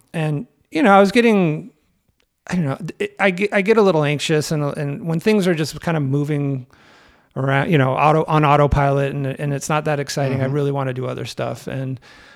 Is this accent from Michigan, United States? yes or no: no; the Bay Area, California, United States; now in Chicago, United States; I grew up in the Bay Area